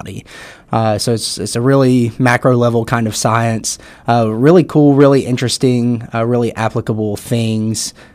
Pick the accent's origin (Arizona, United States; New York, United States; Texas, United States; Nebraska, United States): Texas, United States; Lumberton; I'm from Lumberton.